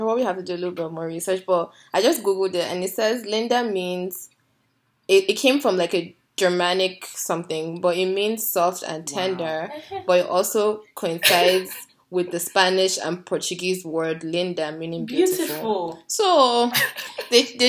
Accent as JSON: {"language": "English", "country": "Nigeria", "tie": "born or raised there", "moved": "as an adult", "lives_now": "Canada", "said": "I really liked my experience growing up in Nigeria"}